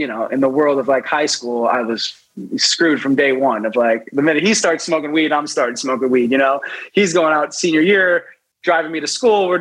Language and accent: English; Los Angeles, California, United States; also born or lived in New York City; I was born in New York City, 1984. And then we moved out to Los Angeles, I would say, when I was about 6 or 7